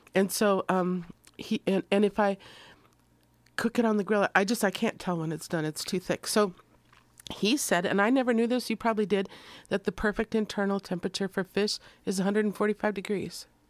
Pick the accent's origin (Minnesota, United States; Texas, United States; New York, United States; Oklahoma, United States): Minnesota, United States; moved away; I'm from Minnesota